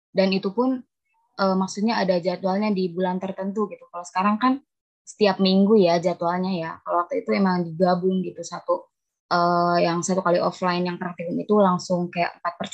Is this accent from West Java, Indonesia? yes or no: yes; Kuningan, West Java, Indonesia; now in Bekasi, Indonesia; Oh, saya asli Kuningan, Jawa Barat.